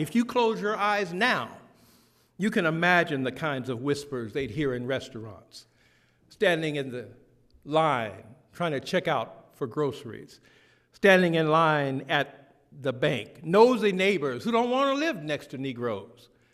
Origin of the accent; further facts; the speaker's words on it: the South, United States; a young black boy growing up in the South